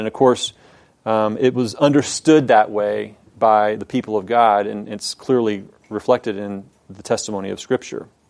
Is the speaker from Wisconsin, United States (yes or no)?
no; Houston, Texas, United States; I grew up in Houston